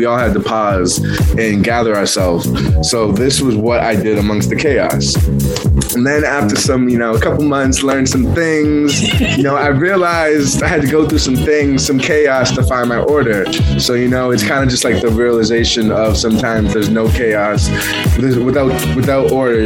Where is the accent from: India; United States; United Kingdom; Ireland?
United States; Boston, Massachusetts; now in New York, United States; I'm from Boston originally